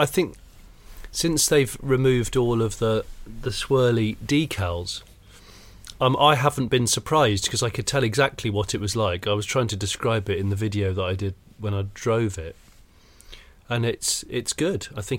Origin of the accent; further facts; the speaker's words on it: South West England, United Kingdom; Yeah, I grew up in the West Country.